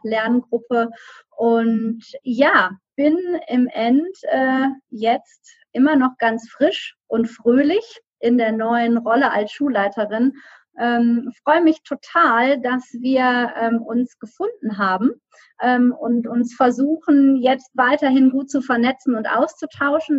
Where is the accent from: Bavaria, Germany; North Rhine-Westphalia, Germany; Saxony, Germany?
North Rhine-Westphalia, Germany; Düsseldorf; now in Solingen, Germany; gebürtige Rheinländerin, also komme aus Düsseldorf und ähm, bin in der Nähe dort aufgewachsen